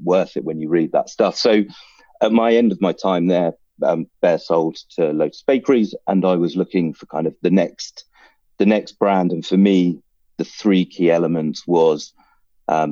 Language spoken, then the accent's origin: English; United Kingdom; I'm a British Sri Lankan